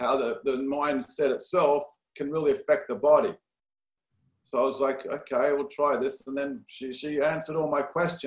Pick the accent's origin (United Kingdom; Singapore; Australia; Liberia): Australia; Perth, Western Australia; moved away as an adult; also born or lived in San Diego, United States; now in Los Angeles, United States; Australia, Perth, Australia. My father was born, both parents actually born in Australia, so I was second generation Australian